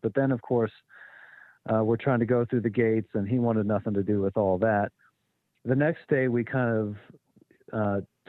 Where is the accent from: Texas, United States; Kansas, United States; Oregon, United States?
Kansas, United States; western; moved away; When I was a preteen, I would jump on our one-story house and watch thunderstorms come in western Kansas